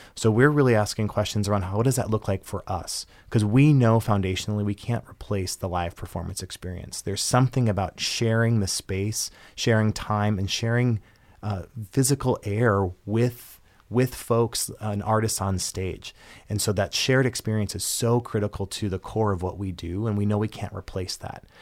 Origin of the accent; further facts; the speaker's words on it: Minnesota, United States; moved away as an adult; now in Michigan, United States; my home state is Minnesota